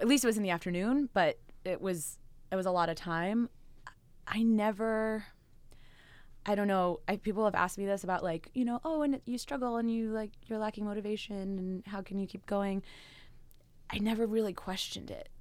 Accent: West Chester, Pennsylvania, United States; moved away as an adult; also born or lived in New Jersey / San Francisco; I grew up uh, outside Philadelphia in Westchester, Pennsylvania.

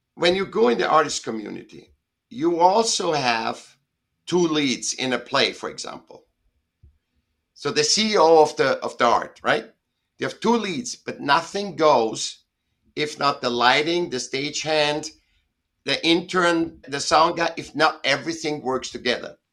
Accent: Vienna, Austria; now in Southern California, United States; I was born in Vienna, in Austria, and I was a sick child, and I went to school when I was seven

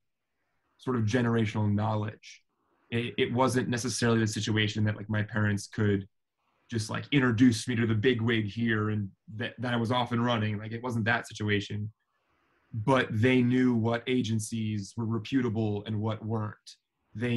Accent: Philadelphia, Pennsylvania, United States; moved away as an adult; also born or lived in New York City, United States; now in Los Angeles, United States; I'm Philadelphian through and through. I grew up partly in New York as well, in Hell's Kitchen

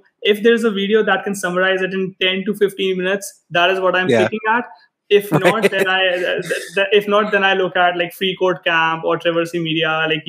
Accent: India; moved away; We came from India a few years ago and we were thinking about going to US first, and we saw tuition, we saw the tuition fee and we were like, no, not gonna happen.

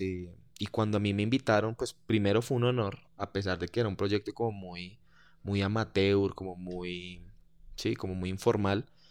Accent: Colombia; no soy argentino, soy colombiano

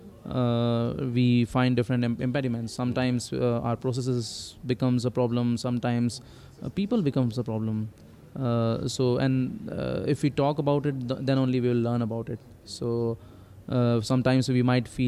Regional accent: India; moved away as an adult; also born or lived in Pune / Johannesburg, South Africa; now in South Africa; I was born in India, and then I did my schooling and college, everything in India

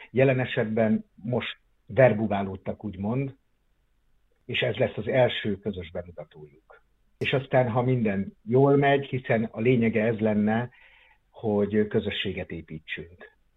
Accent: Onga, Borsod-Abaúj-Zemplén, Hungary; moved away as an adult; also born or lived in Miskolc; now in Szeged, Hungary; mert ott volt az első színjátszó csoport, amiben én részt vettem, Ongán, abban a kisvárosban, ahol én születtem

